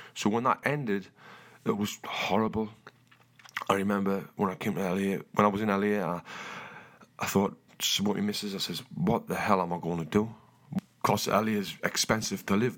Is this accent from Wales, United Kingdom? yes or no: no; Newcastle upon Tyne, North East England, United Kingdom; moved away as an adult; also born or lived in Los Angeles, United States